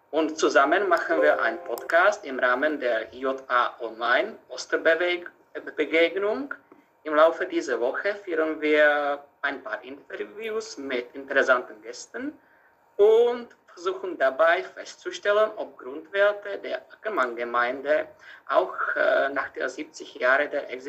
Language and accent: German; Cham, Bavaria, Germany; born or raised there